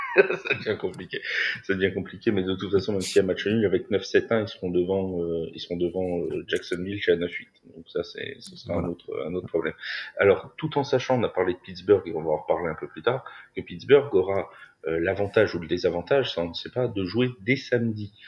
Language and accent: French; France; on est français tous les deux